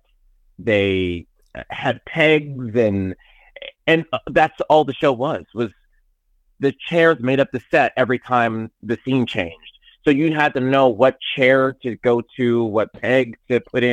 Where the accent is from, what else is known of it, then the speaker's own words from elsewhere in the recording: Pittsburgh, Pennsylvania, United States; I'm from Pittsburgh.